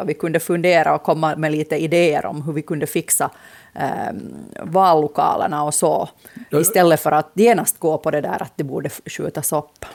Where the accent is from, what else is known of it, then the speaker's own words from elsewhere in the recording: Finland; also born or lived in Nykarleby; jag hör ändå till målgruppen som samhällsintresserad finlandssvensk